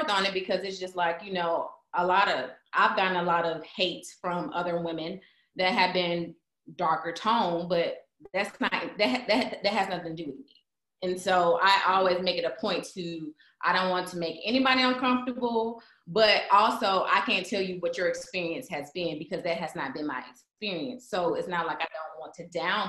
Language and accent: English; Mississippi, United States; I grew up in Mississippi